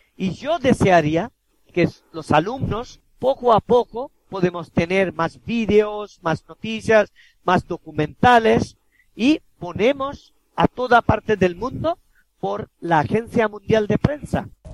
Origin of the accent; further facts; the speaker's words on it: India; first language Bengali; Spanish is a second language; bengalí es mi lengua materna